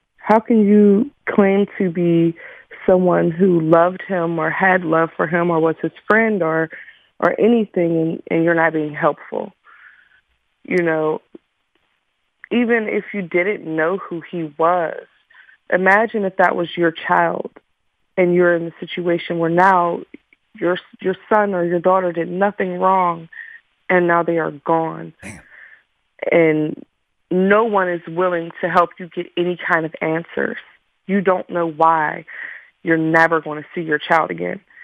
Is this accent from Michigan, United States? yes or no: no; Pittsburgh, Pennsylvania, United States; I grew up in Homewood, you know, middle of one of the worst neighborhoods in Pittsburgh.